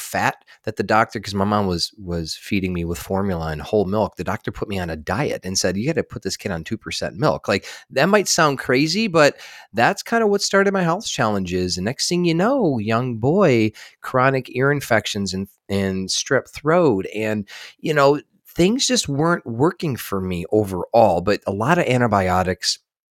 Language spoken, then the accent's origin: English; Michigan, United States; born there; I was born in just outside of Detroit, Michigan, and I was a sick kid.